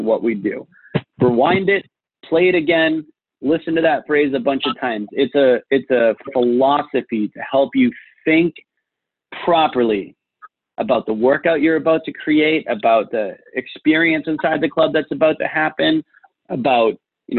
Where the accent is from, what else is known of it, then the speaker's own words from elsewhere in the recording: Boston, Massachusetts, United States; I'm from Boston